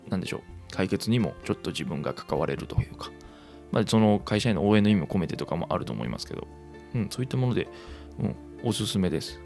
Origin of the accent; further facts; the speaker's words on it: Kansai, Japan; accent: Kansai dialect; 生まれも育ちも関西という生粋の関西人